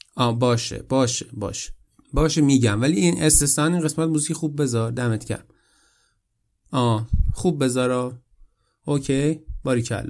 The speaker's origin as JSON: {"language": "Persian", "country": "Iran", "moved": "as an adult", "said": "من از ایران مهاجرت کردم"}